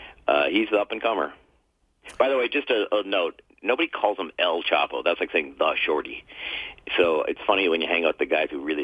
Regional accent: Calgary, Alberta, Canada; I grew up in Southwest Calgary.

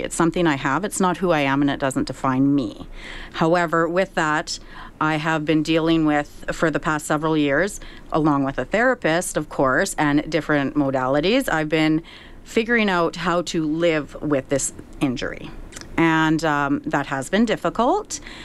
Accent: Saskatchewan, Canada; growing up in Saskatchewan, I've always been a proud Canadian

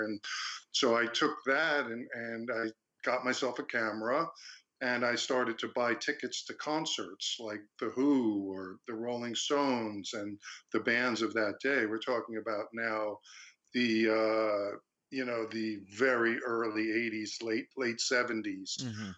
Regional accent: Long Beach, United States; also born or lived in Fredonia; I went back to Long Beach, my hometown

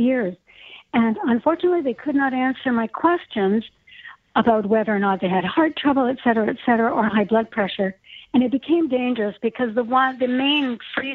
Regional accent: Toronto, Ontario, Canada; now in Mississauga, Canada; I'm actually living in Mississauga right now, but I am from Toronto, grew up there above a store

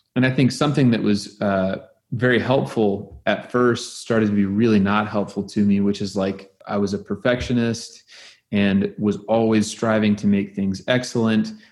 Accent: Oklahoma, United States; I'm from Oklahoma

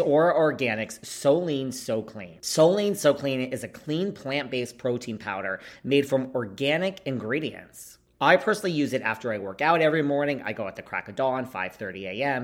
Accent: New York, United States; I'm from New York

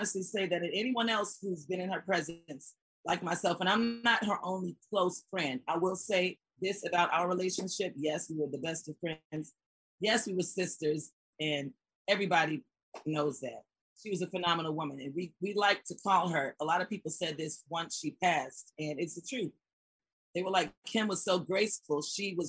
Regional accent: Atlanta, Georgia, United States; also born or lived in New York; moved to Atlanta when I was 5 years old

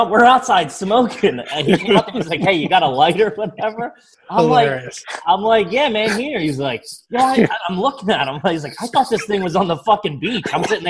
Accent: Philadelphia, Pennsylvania, United States; moved away as an adult; now in New York, United States; I just moved to New York.

